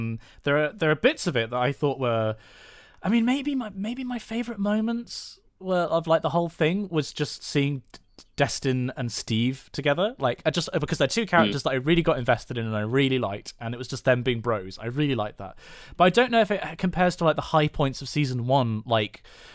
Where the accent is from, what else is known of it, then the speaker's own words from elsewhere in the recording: Bridgnorth, West Midlands, United Kingdom; also born or lived in Western Australia; I'm from Bridge North too, via Western Australia.